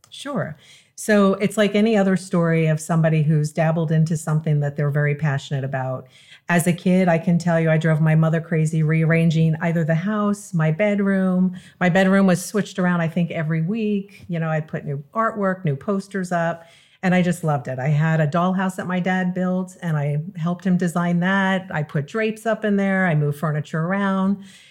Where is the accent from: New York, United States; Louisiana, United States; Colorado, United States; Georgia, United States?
New York, United States; Long Island; moved away as an adult; also born or lived in California; now in South Florida, United States; I'm originally from New York, Long Island.